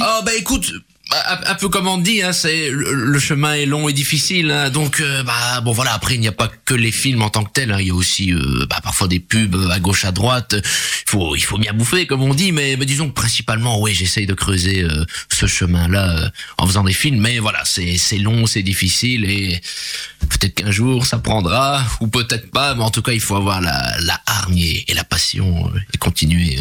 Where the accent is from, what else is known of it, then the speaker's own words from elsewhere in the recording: Charleroi, Wallonia, Belgium; je suis né à Charleroi